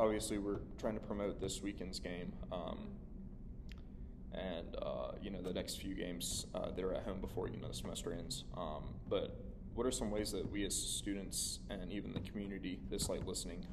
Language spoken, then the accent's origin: English; Anderson, South Carolina, United States; I'm from Anderson